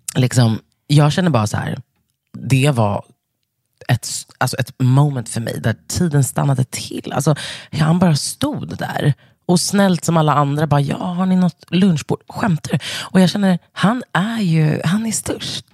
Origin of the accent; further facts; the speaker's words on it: Stockholm, Stockholm County, Sweden; Jag är uppvuxen på Södermalm i Stockholm med min mamma och två syskon.